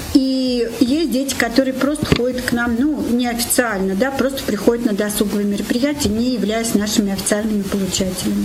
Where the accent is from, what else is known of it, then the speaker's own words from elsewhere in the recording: Nizhny Novgorod, Nizhny Novgorod Oblast, Russia; also born or lived in Moscow / Kislovodsk; Я нижегородка, коренная. И всю большую часть своей жизни я прожила здесь.